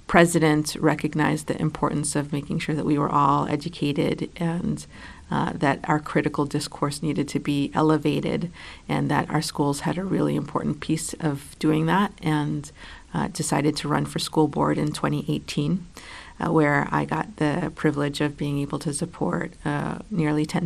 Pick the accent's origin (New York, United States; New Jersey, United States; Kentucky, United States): New York, United States; New York City; also born or lived in Puerto Rico; I grew up in New York City. Uh, I moved 13 times in 16 years. Uh, one of those stops included living in Puerto Rico for a bit, where my family is from.